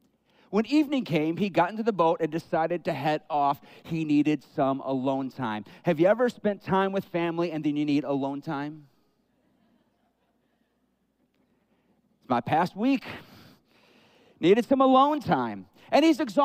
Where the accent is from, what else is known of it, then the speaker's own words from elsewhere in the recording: Great Lakes, United States; growing up around the Great Lakes